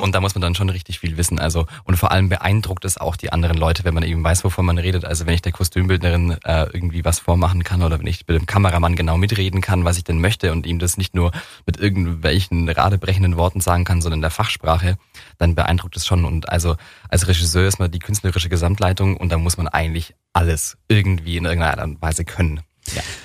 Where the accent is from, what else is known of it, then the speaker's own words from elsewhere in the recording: Weihungszell, Baden-Württemberg, Germany; Ich bin in Werbungszelle aufgewachsen. Das ist so ein 250 Einwohnerdorf.